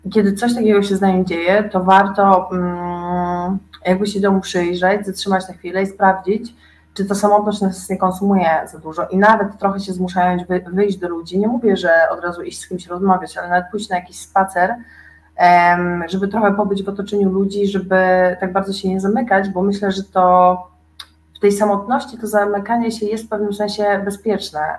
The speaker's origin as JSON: {"language": "Polish", "region": "eastern Poland", "country": "Poland", "said": "sama jestem ze wschodu"}